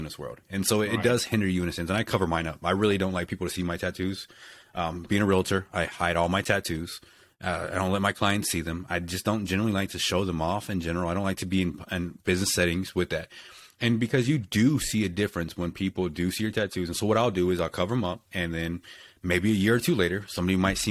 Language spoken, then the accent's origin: English; Texas, United States; I'm from Texas